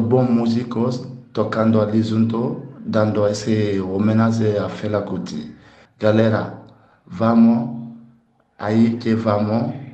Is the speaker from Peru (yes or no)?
no; Conakry, Guinea; now in Florianópolis, Brazil; sou da Guiné, Conakry, um artista percussionista morando aqui em Florianópolis